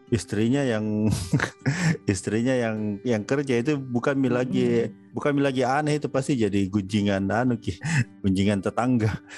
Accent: South Sulawesi, Indonesia; konsep menjadi bapak rumah tangga itu asing sekali untuk orang Indonesia secara umum, apalagi untuk uh, kita ya Bugis Makassar.

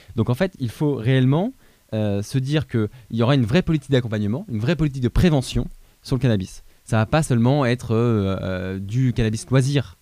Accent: Châtellerault, Nouvelle-Aquitaine, France; je viens de Châtellerault

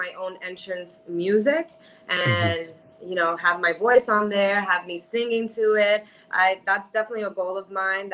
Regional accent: New York City, New York, United States; I'm a New Yorker. I'm from Queens, New York

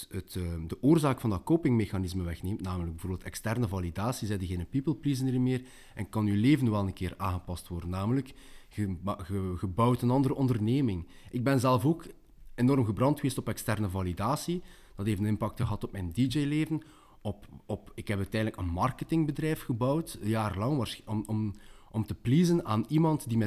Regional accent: West Flanders, Belgium; Uh, je komt zelf uit West-Vlaanderen, ik kom ook uit West-Vlaanderen, dat merkt u niet meer aan mijn dialect

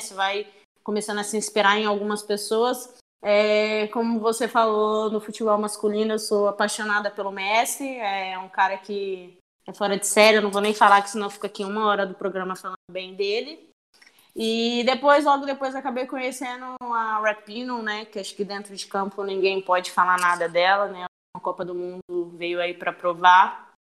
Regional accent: São Luís, Maranhão, Brazil; now in São Paulo, Brazil; eu sou de São Luís do Maranhão

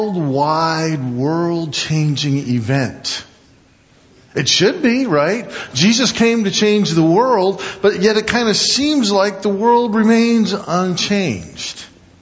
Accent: Midwest, United States; I grew up in the East and the Midwest. We'd have snow and ice storms, and power would go out for a couple days.

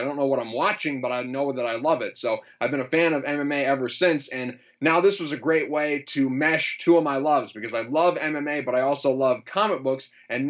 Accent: Michigan, United States; I'm from Michigan here in the United States.

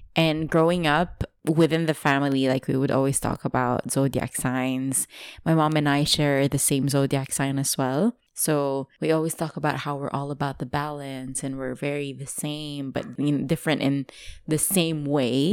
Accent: Dubai, United Arab Emirates; English is a second language; I grew up in Dubai.

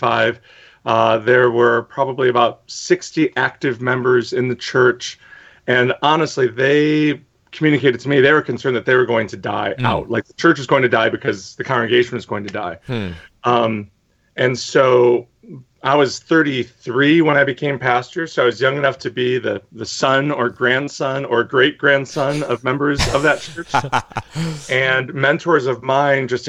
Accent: Detroit, Michigan, United States; moved away as an adult; now in New York, United States; I am originally from Detroit, Michigan, the biracial son of blue-collar parents.

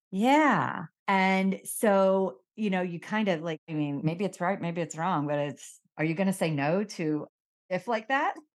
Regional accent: Miami, Florida, United States; moved away as an adult; also born or lived in Connecticut / New York / San Diego; I was born in Miami, I grew up in Miami

